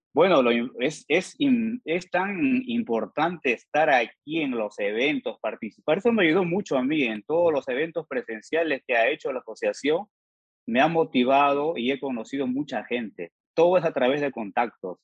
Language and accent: Spanish; Peru; now in Georgia, United States; soy originario de Perú